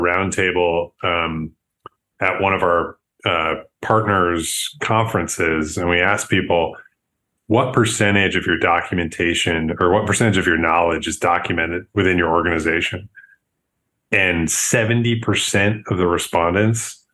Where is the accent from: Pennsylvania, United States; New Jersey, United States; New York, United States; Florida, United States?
New York, United States; Buffalo; also born or lived in San Francisco; now in Chicago, United States; I'm from Buffalo, New York originally.